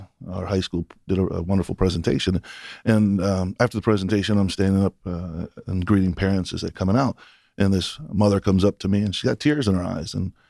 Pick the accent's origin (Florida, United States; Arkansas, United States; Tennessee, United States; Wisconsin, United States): Florida, United States; Daytona; now in Michigan, United States; And I'm originally from Daytona. So family and friends and colleagues are from South Georgia and the Georgia area.